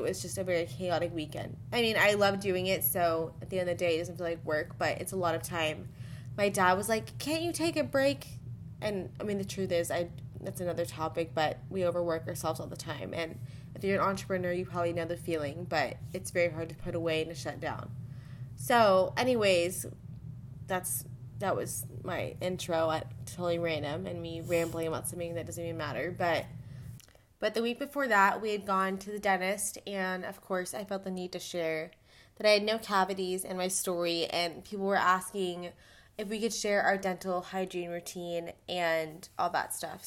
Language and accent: English; El Paso, Texas, United States; we're from El Paso